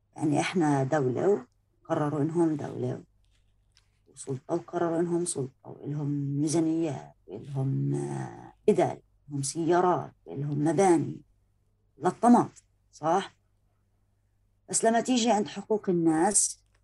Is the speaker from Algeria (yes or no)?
no; Palestine; أنا انولدت في فلسطين